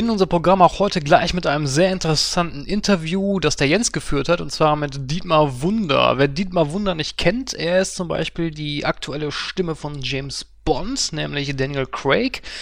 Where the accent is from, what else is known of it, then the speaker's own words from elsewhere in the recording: North Rhine-Westphalia, Germany; Bei uns im Ruhrgebiet gibt es immer den, den Zombie Walk.